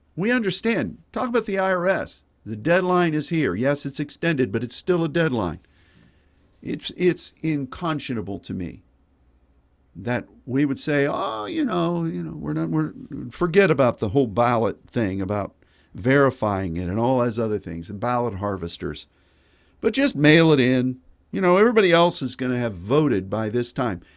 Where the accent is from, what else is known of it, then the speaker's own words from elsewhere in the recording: United States; as an American